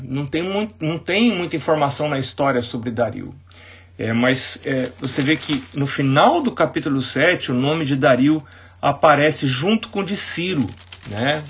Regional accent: Itapecerica da Serra, São Paulo, Brazil; igreja onde eu cresci, um menino, que foi a igreja do Unasp, ah, Campus um, né? É, ali em Itapsirica da Serra

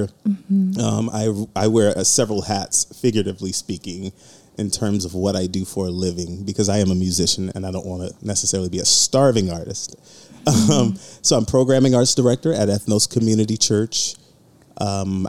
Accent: Lake Charles, Louisiana, United States; also born or lived in Birmingham, Alabama; I was born in Birmingham, Alabama, grew up in Lake Charles, Louisiana

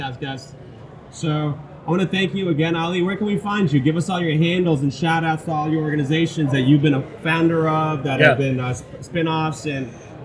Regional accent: New York City, New York, United States; I've grown up here since 1987. And, you know, going through the New York City experience, going through growing up in Elmhurst, growing up in South Ozone Park

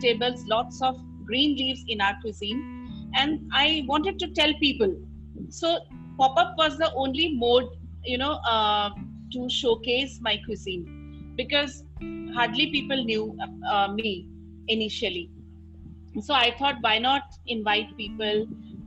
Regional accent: Assam, India; now in Delhi, India; I'm from Assam

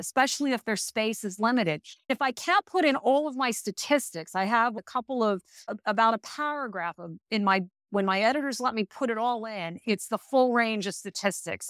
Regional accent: United States; as an American

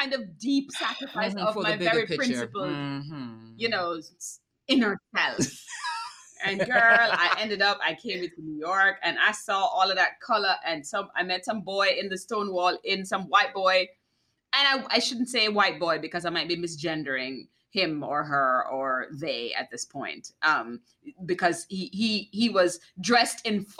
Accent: Jamaica; moved away; I'm Jamaican

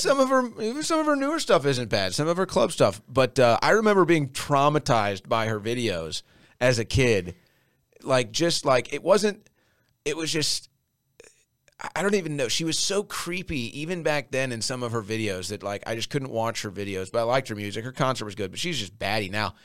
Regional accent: St. Louis, Missouri, United States; now in Austin, United States; I grew up drinking Bud Light. I'm from Saint Louis.

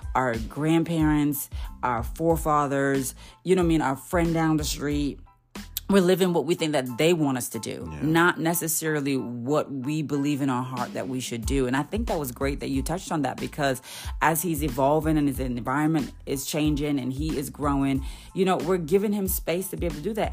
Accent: Jamaica; As a Jamaican daughter

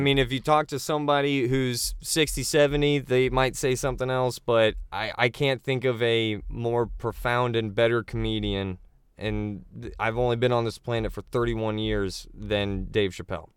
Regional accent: Naples, Florida, United States; now in Orlando, United States; I was born and raised in Naples, where they play golf and take Oxycons

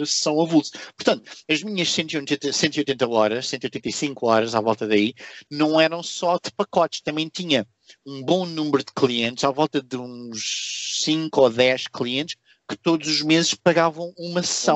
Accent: Portugal; moved away as an adult; now in Singapore; eu quando saí de Portugal

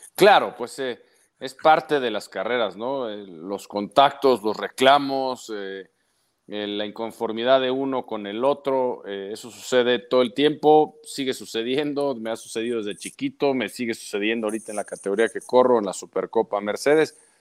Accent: Mexico; como mexicanos

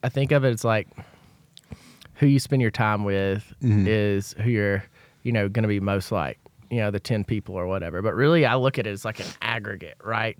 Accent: Ozark, Alabama, United States; I grew, grew up in Ozark, Alabama

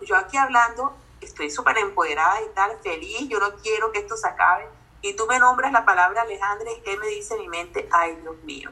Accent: Barranquilla, Atlántico, Colombia; accent: barranquillero; yo soy colombiana, creo que más de uno que está escuchando ya se las pilló, nací en Barranquilla

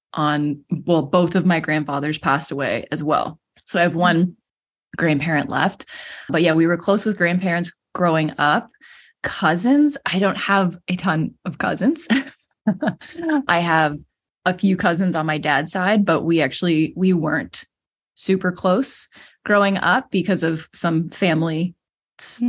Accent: Cape Breton, Nova Scotia, Canada; I am from Cape Breton, Nova Scotia in Canada

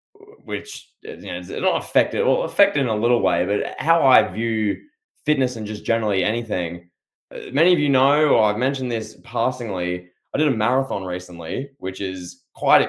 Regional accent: Australia; a man from down under

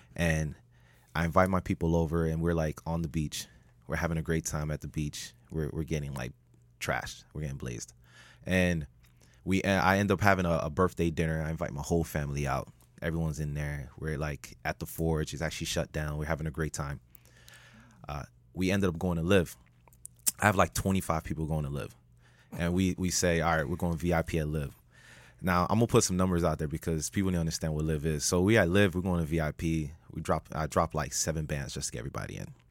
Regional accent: Miami, Florida, United States; I'm the only Miami native

